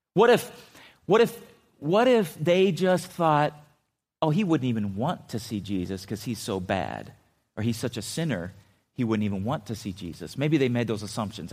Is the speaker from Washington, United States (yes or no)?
no; California, United States; I grew up in California